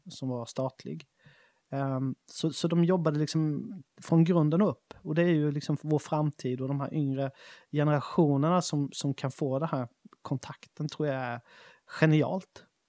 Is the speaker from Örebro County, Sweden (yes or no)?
no; Smålandsstenar, Jönköping County, Sweden; moved away; när vi var 13-14 år så startade vi en skateboardförening i Smålandstena, där jag kommer ifrån